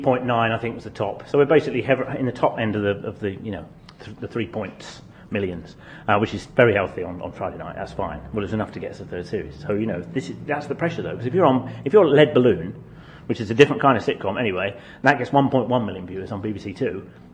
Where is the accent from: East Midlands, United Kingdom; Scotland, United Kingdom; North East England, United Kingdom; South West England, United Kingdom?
East Midlands, United Kingdom; Northampton; I grew up in Northampton. I was 16 in 1981.